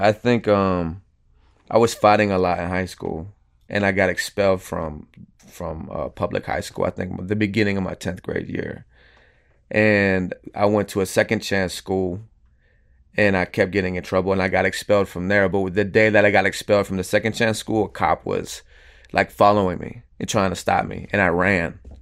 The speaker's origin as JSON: {"language": "English", "town": "Venice", "region": "Florida", "country": "United States", "tie": "born or raised there", "also_born_or_lived": "Houston, Texas", "lives_now": "Tampa, United States", "said": "originally, I was born in Houston, Texas. I was raised in Venice, Florida"}